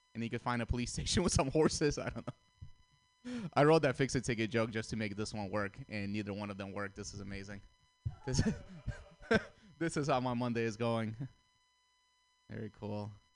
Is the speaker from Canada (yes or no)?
no; Russia; moved away; I grew up in Russia.